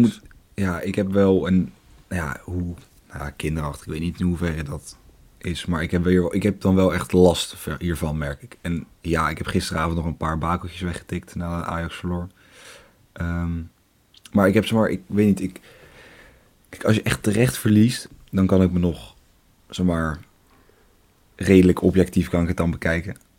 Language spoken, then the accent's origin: Dutch; Leiden, South Holland, Netherlands; accent: Leidse accent; mijn Leidse accent komt er af en toe een beetje tussendoor